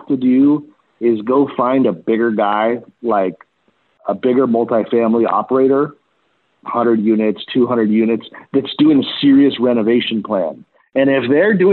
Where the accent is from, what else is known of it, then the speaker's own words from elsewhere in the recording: Los Angeles, California, United States; And I'm originally from East Los Angeles